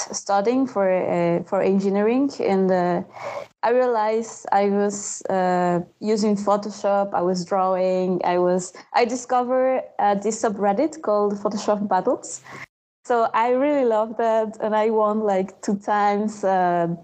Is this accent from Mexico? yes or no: yes; Mexico; moved away as an adult; now in Montreal, Canada; I grew up in Mexico